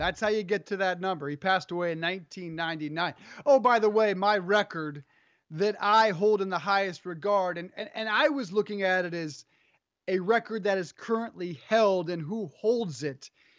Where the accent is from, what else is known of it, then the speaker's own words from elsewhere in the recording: Colorado, United States; Well, there's no baseball growing up in Colorado. We didn't have a major league team until I was in, you know, until the Rockies came in 93.